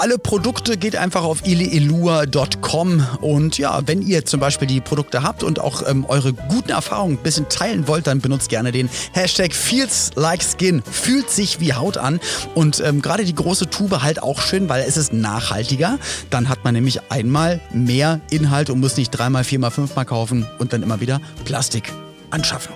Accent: Germany; ein paar Kilometer entfernt von meinem Geburtsort

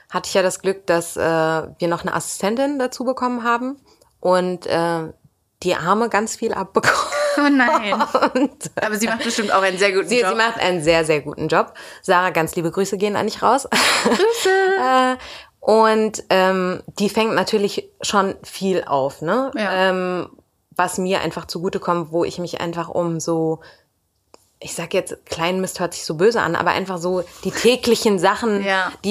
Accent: Turkey; Ich bin halt Türkin, mein Mann war Türke

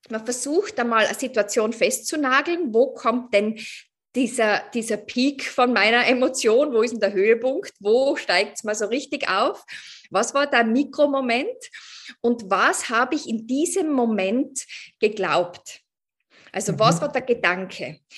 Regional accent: Tyrol, Austria; now in Vienna, Austria; ich bin ursprünglich aus Tirol, aber ich wohne in Wien schon seit, ich weiß nicht, acht Jahren oder so

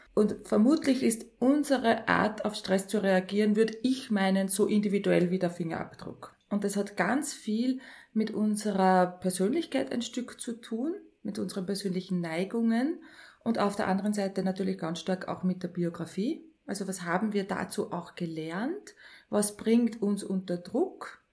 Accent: Linz, Upper Austria, Austria; also born or lived in near Schwanenstadt, Upper Austria; Geboren in Linz, die ersten zehn Jahre in Linz aufgewachsen und dann sehr ländlich in der Nähe von Schwanenstadt

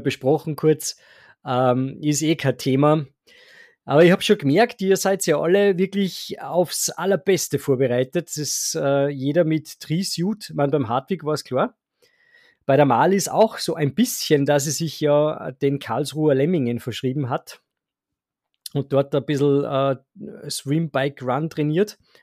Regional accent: Salzburg, Austria; bei uns in Salzburg

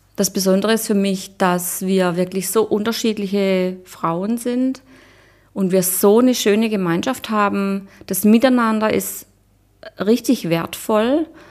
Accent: Black Forest, Baden-Württemberg, Germany; now in Munich, Germany; ich komme ursprünglich aus dem Schwarzwald

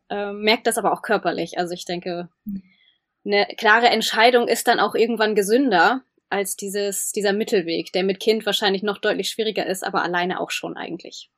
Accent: Germany; wir als Deutsche

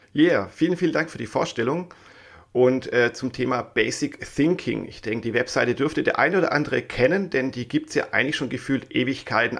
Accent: Swabia, Germany; accent: Swabian; ich bin ja eigentlich Schwabe, wie man immer wieder mal raushört.

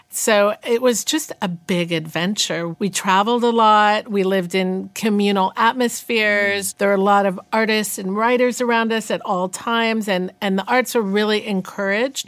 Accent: Northern California, United States; also born or lived in New York; I was born in New York, but raised in Northern California

